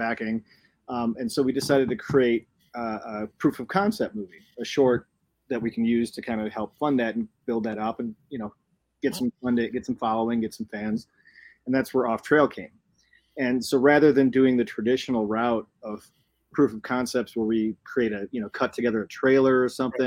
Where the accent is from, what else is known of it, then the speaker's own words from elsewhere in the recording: Chicago, Illinois, United States; moved away as an adult; now in Colorado, United States; I'm from Chicago originally.